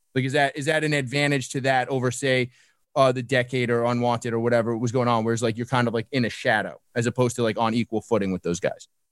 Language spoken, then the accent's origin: English; New York City, New York, United States; I grew up in Brooklyn